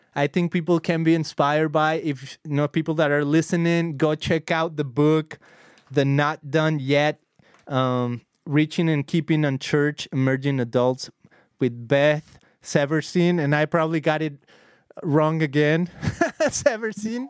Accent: Guadalajara, Jalisco, Mexico; now in Costa Mesa, United States; we grew up together in Costa Mesa, I mean, in Guadalajara many years ago

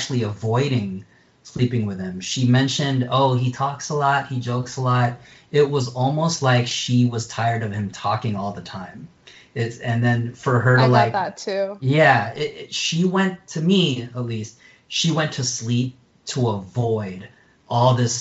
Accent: United States; I'm American. I stick out even in my home country of the Philippines

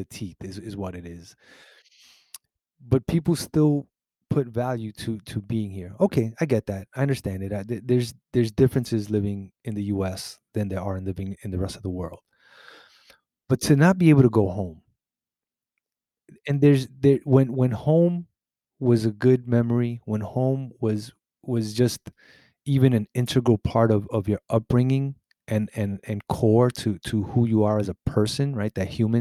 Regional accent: New York City, New York, United States; I was born in Brooklyn, in New York

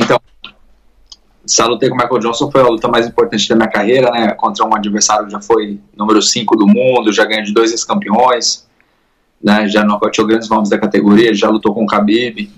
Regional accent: Indaiatuba, São Paulo, Brazil; now in California, United States; Sou de lá, sou de Indaiatuba

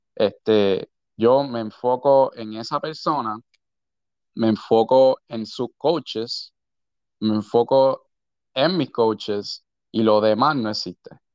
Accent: San Juan, Puerto Rico; De San Juan, nací criado en San Juan.

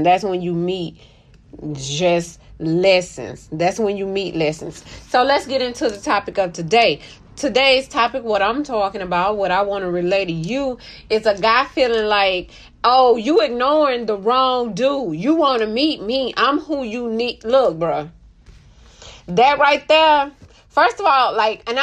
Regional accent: Mobile, Alabama, United States; I'm from Mobile, home of the Mardi Gras

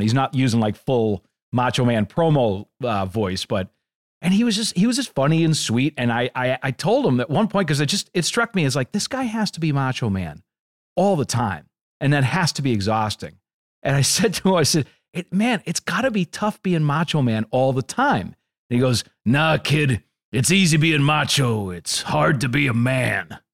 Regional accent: Boston, Massachusetts, United States; I'm from the Boston area

